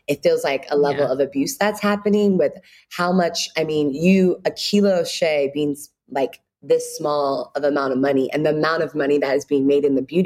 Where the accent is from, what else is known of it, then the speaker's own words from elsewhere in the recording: United States; also born or lived in Ghana / Chicago; I was born here in the States.